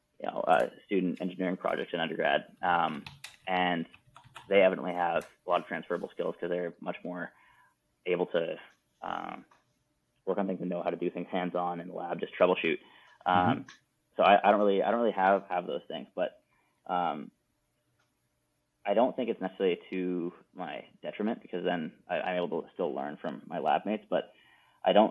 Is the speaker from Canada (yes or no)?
yes; Canada; now in United States; as a Canadian and working in the field I'm in the United States